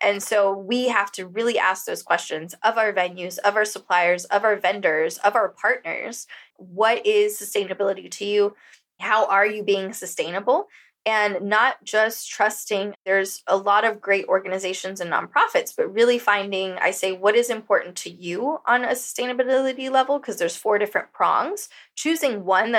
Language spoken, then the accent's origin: English; Costa Rica; moved away as an adult; also born or lived in San Diego, California; now in Bali, Indonesia; growing up in Costa Rica, like I did for 18 years